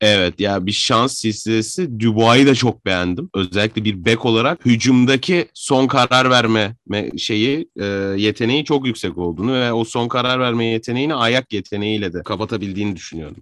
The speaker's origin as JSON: {"language": "Turkish", "region": "Adana", "country": "Turkey", "tie": "born or raised there"}